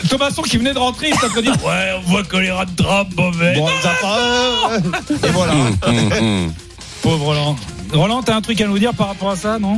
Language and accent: French; Marseille, Provence-Alpes-Côte d'Azur, France; vous, croyez, que je viens d'où moi Moi je viens de Marseille, gros. Moi je suis Marseillais, moi.